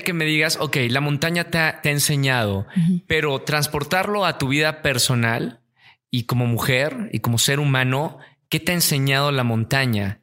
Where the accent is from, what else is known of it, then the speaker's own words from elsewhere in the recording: Monterrey, Nuevo León, Mexico; Monterrey, que yo nací eh, rodeado de montañas.